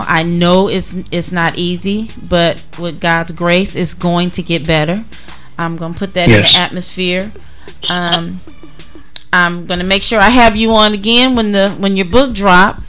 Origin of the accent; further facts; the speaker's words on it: Duarte, California, United States; moved away as an adult; also born or lived in Monrovia, California; growing up in DeWarty and Monrovia, we were very close-knit